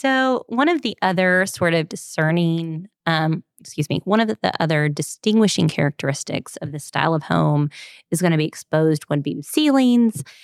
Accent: Memphis, Tennessee, United States; I was born in Memphis in eighty-one

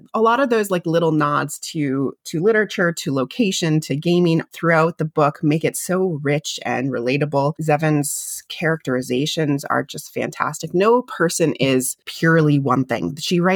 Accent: California, United States; moved away as an adult; also born or lived in Boston; growing up in California, going to Boston for college

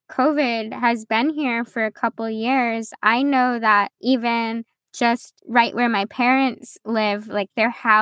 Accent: the Catskills, New York, United States; I grew up in the Catskills as well. You know, I grew up just about a mile and a half from the Neversink Reservoir

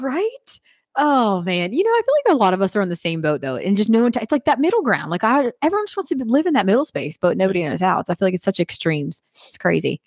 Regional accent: Western Pennsylvania, United States; now in Wilmington, United States; I'm from Western P A. It's like a culture

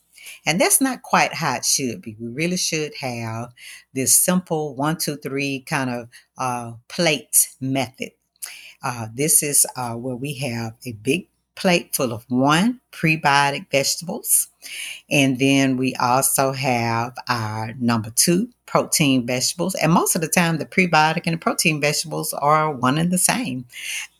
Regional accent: the South, United States; growing up in the South, you know, we ate our gumbo

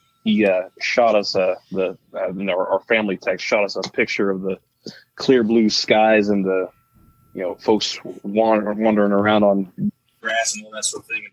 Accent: Marysville, Ohio, United States; I am born and raised here in Marysville.

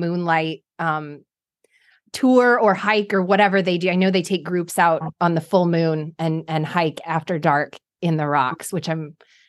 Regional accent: Midwest, United States; I'm from the Midwest. I'm in Nebraska

